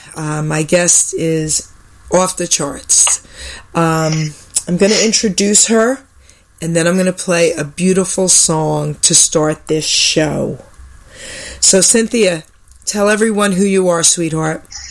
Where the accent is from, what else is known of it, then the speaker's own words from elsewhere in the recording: New York, United States; I was more of this tough New York kid